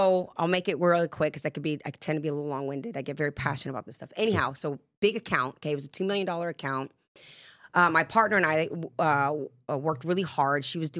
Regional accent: England, United Kingdom; born there; also born or lived in Jamaica; And I say, well, I'm Jamaican and British. And every time you put that together, you get a Puerto Rican from Brooklyn. Because everybody thinks I'm from the East Coast as well. And I was actually born in England.

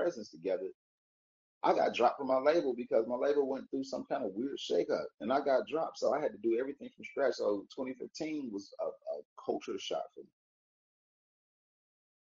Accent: Atlanta, Georgia, United States; also born or lived in Warner Robins, Georgia; I'm a city nigga, I'm from Atlanta.

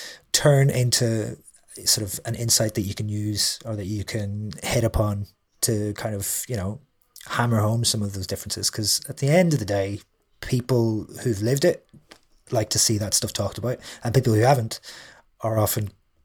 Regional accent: Derry, Northern Ireland, United Kingdom; lots of things that I think are universal tend to be just because I'm from Ireland or just because I'm from Derry.

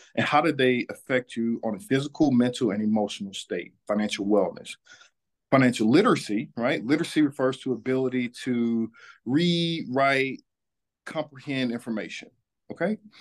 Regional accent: Atlanta, Georgia, United States; I am born and raised in Atlanta, Georgia. I'm a son of this city.

